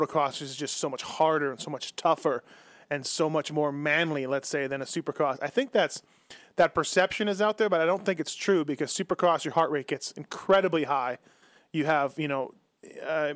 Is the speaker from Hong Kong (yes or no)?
no; Canada; now in Las Vegas, United States; I'm Canadian, living here for a long time now